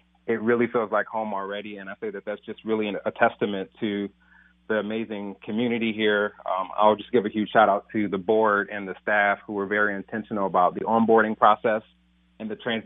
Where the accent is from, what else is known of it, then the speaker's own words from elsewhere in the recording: Detroit, Michigan, United States; moved away as an adult; now in St. Paul, United States; growing up in Detroit and being product of the Detroit Public Schools